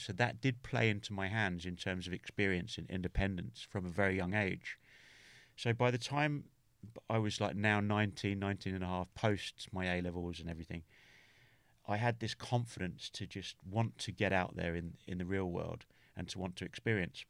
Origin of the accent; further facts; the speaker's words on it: England, United Kingdom; also born or lived in Norway; I'm English